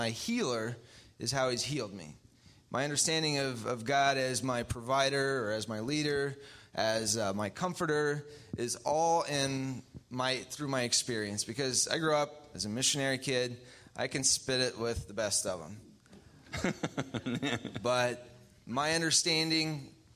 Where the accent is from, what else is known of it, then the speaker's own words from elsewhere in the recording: Philippines; now in Bloomington; I grew up in the Philippines